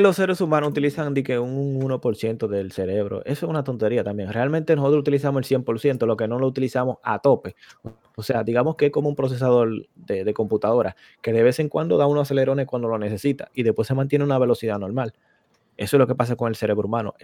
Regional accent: Dominican Republic; moved away

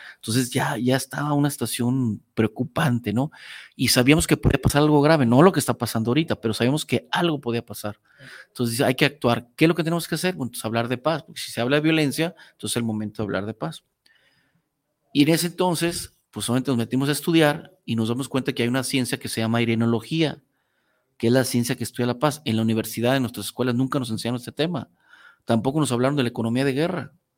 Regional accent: Zapopan, Jalisco, Mexico; yo soy originario de Zapopan, Jalisco

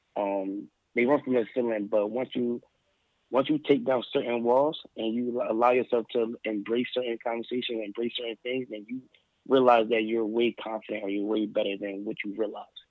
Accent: Philadelphia, Pennsylvania, United States; also born or lived in Allentown, Pennsylvania; I was born and raised I was born and raised in Philadelphia. Well, I was born in Philadelphia

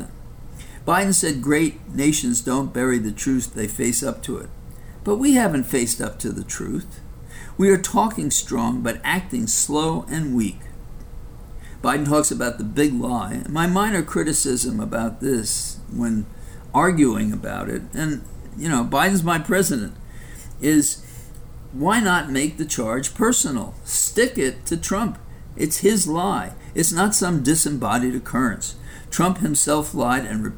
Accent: New York City, New York, United States; coming from the South Bronx

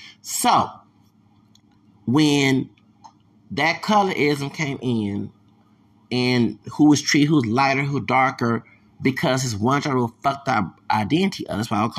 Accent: the South, United States; we're from the South

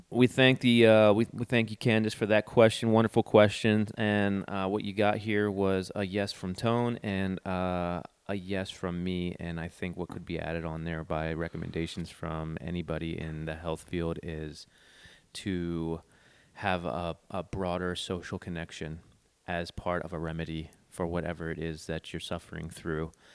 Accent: East Coast, United States; moved away; I'm from the East Coast

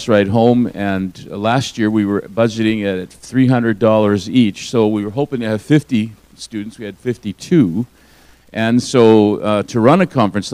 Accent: Alberta, Canada; I grew up in Alberta, and in my first and second grade years, in the 1960s, we would start every morning with the Lord's Prayer

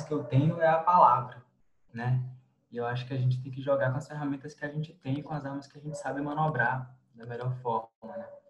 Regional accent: Piauí, Brazil; moved away as an adult; now in Brasília, Brazil; sou piauiense, fiz graduação em Ciências Sociais na, na Federal do Piauí

